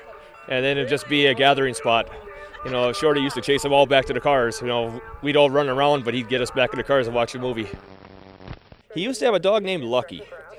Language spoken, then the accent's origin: English; Warren, Minnesota, United States; I'm from Warren.